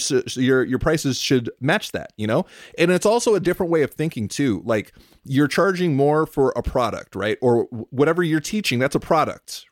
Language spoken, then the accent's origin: English; California, United States; growing up in California, I grew up with all of my closest friends in junior high and high school were Mexican